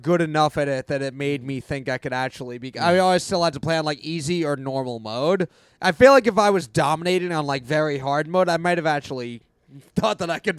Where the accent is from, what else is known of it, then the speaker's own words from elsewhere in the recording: New York, United States; I'm from New York